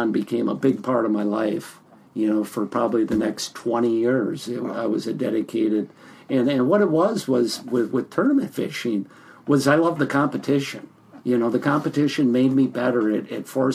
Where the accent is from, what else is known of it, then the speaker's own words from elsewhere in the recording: Minneapolis, Minnesota, United States; also born or lived in Longville, Minnesota; I grew up in the Twin Cities here, spent my entire life here.